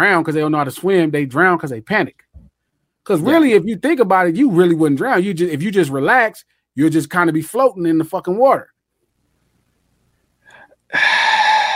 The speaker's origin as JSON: {"language": "English", "town": "Compton", "region": "California", "country": "United States", "tie": "born or raised there", "said": "I had an 8 feet pool growing up in Compton"}